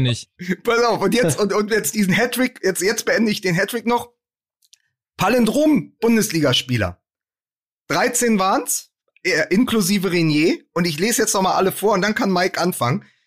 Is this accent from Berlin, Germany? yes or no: yes; Berlin, Germany; ich komme aus Berlin